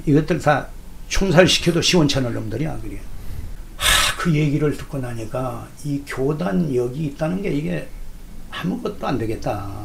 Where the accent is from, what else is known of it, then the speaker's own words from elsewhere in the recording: Jindo, South Jeolla, South Korea; moved away; 내 고향이 전라남도 진도인데